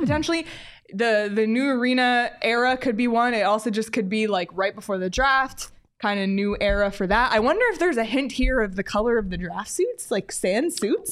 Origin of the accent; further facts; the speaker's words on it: Canada; I grew up in Canada